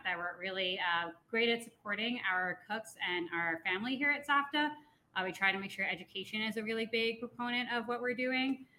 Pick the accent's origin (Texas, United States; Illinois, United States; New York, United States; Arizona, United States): New York, United States; Long Island; now in Denver, United States; I grew up in New York on Long Island